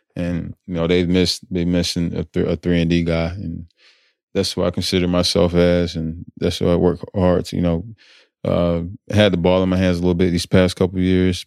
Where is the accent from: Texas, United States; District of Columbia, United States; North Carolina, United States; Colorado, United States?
North Carolina, United States; moved away as an adult; also born or lived in Atlanta, Georgia; where I grew up in North Carolina